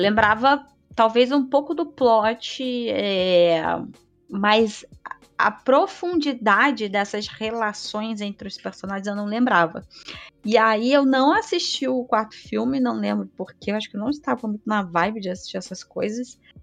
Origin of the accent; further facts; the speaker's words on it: Rio de Janeiro, Brazil; Eu sou do Rio